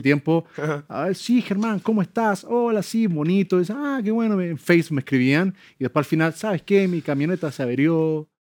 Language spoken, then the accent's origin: Spanish; Chile; moved away; Yo amo mi país